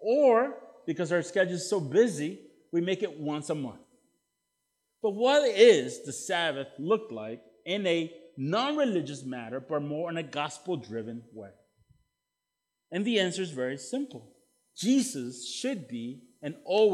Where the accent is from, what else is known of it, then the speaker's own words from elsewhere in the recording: El Salvador; now in United States; I'm from El Salvador originally